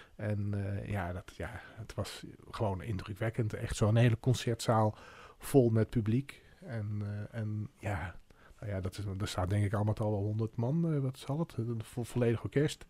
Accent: Arnhem, Gelderland, Netherlands; toen ik in Arnhem woonde

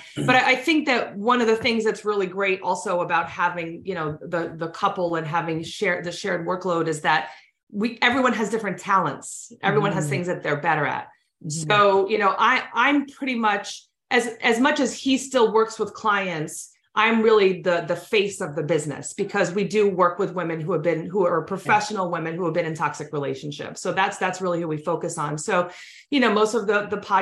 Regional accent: New York, United States; we're both from New York

